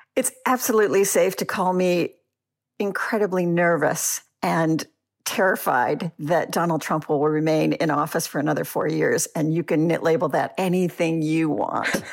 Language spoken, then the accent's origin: English; United States; now in Auckland, New Zealand; I am a passionate American